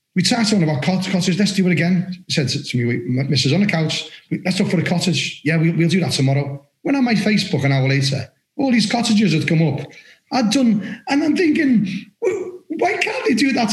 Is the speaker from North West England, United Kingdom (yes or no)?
yes; Liverpool, North West England, United Kingdom; accent: Scouse; now in Somerset, United Kingdom; I'm from Liverpool